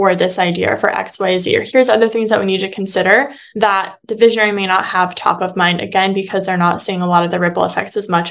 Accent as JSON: {"language": "English", "town": "Phoenix", "region": "Arizona", "country": "United States", "tie": "born or raised there", "said": "a local marketing agency within my hometown in Phoenix"}